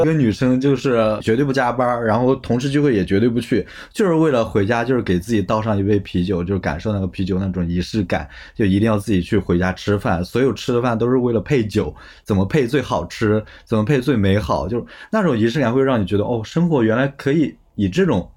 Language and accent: Chinese; Anhui, China; moved away; also born or lived in Shenzhen / Chengdu; 我小时候在安徽长大嘛，安徽不是中原地带嘛